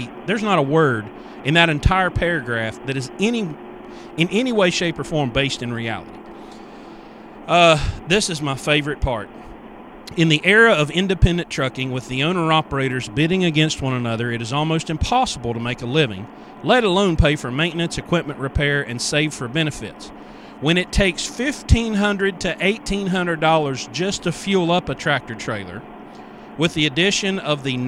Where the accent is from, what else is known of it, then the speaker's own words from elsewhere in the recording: West Virginia, United States; I grew up in West Virginia